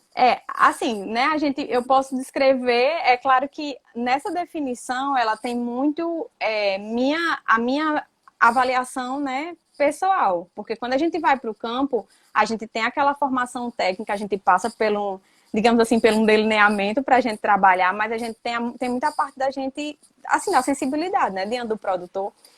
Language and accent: Portuguese; Patu, Rio Grande do Norte, Brazil; moved away as an adult; also born or lived in Mossoró; now in Aracaju, Brazil; Eu sou natural do Rio Grande do Norte, sou do sertão do Rio Grande do Norte, de uma cidade chamada Patu